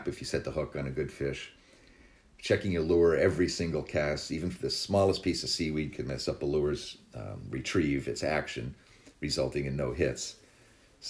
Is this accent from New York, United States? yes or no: no; Barnstable, Massachusetts, United States; I started fishing my hometown of Barnstable